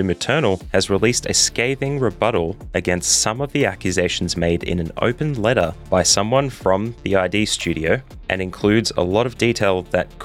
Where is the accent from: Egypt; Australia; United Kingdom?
Australia; as an Australian